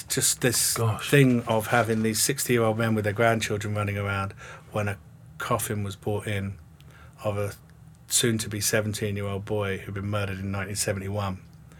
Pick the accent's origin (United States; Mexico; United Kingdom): United Kingdom; England; namely write a play about the Troubles set in Northern Ireland, being an Englishman.